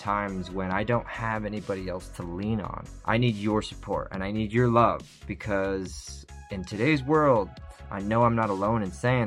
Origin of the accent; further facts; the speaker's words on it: United Kingdom; I'm British.